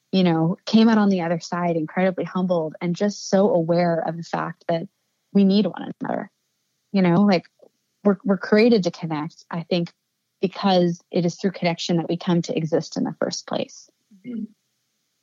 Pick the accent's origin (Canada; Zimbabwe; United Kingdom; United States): United States; Annapolis, Maryland; I've seen business owners doing that in my hometown